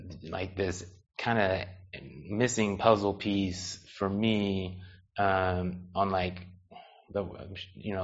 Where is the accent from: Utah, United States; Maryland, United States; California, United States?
California, United States; Seaside; moved away; also born or lived in Monterey, California / Humboldt, California / Long Beach, California; I was born in Monterey, grew up in Seaside